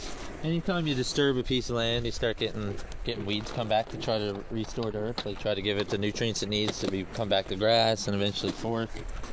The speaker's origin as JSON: {"language": "English", "area": "Southern Shore", "region": "Newfoundland and Labrador", "country": "Canada", "tie": "born or raised there", "also_born_or_lived": "The Battery, St. John's", "said": "I grew up on the Southern Shore."}